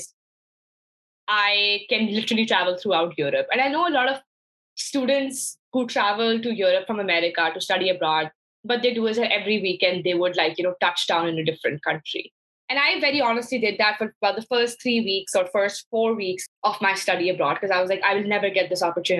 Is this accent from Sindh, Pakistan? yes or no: no; Lahore, Punjab, Pakistan; moved away as an adult; also born or lived in Hartford, Connecticut; I was born and raised in Lahore, Pakistan